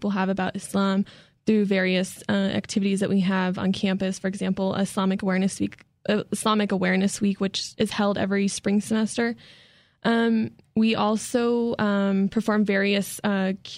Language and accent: English; Albuquerque, New Mexico, United States; I was born and raised in Albuquerque